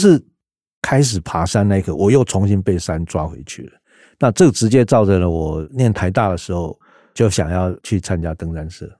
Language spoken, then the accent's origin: Chinese; Taiwan; 我们台湾是一个人治的社会